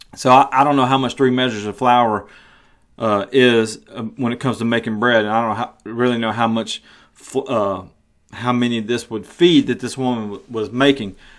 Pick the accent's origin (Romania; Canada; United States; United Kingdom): United States; the South; I live in the South. I was raised in the South.